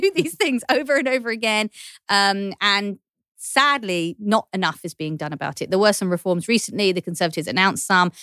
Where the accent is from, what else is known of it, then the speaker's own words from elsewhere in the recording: London, United Kingdom; accent: Cockney; I'm a Cockney, I'm from East London